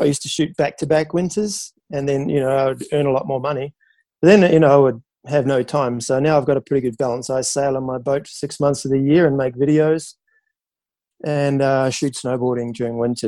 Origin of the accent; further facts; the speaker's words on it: New Zealand; growing up in New Zealand on the beach